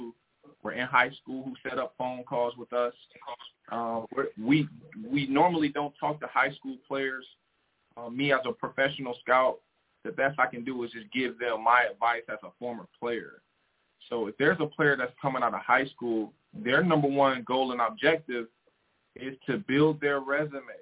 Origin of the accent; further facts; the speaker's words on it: Detroit, Michigan, United States; I'm from Detroit, Michigan, so I have a pretty solid base in Detroit.